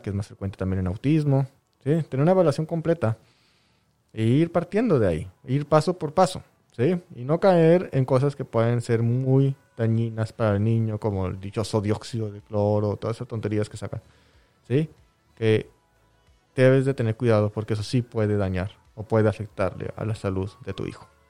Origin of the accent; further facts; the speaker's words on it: Mexico; lo que leemos como sociedad mexicana